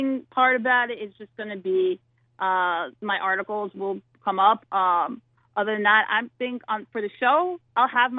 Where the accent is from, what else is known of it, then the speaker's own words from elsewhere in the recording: New York City, New York, United States; I'm from Mill Basin, which is the southern tip